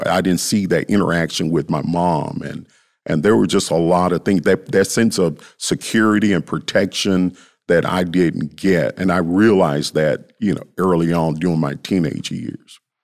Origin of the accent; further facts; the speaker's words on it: Memphis, Tennessee, United States; I grew up in South Memphis